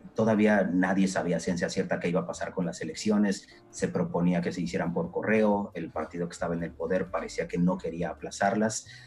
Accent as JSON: {"language": "Spanish", "country": "Mexico", "moved": "as an adult", "lives_now": "Poland", "said": "en el extranjero que soy de México"}